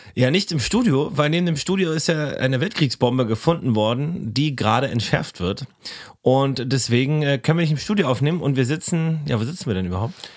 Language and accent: German; Berlin, Germany; der Tierpark ist in der Kartors, wo ich aufgewachsen bin